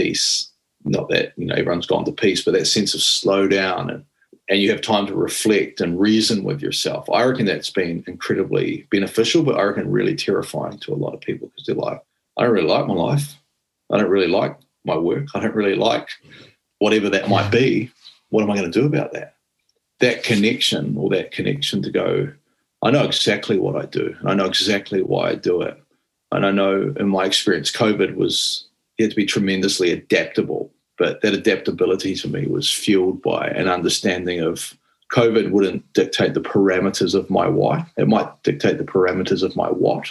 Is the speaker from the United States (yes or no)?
no; New Zealand; being a New Zealander and having some of our connection to Māori-dom